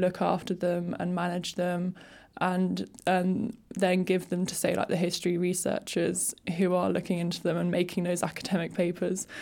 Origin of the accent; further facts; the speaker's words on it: Surrey Hills, South East England, United Kingdom; I'm from the Surrey Hills